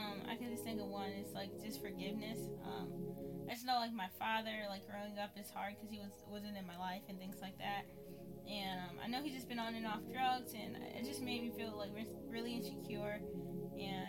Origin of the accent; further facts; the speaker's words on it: Syracuse, New York, United States; I was born and raised in Syracuse, New York. So, yeah, I've been living here my whole life